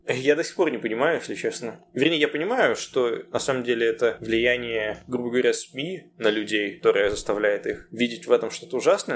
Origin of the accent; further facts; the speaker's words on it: Russia; also born or lived in Stanford, United States; now in United States; я из России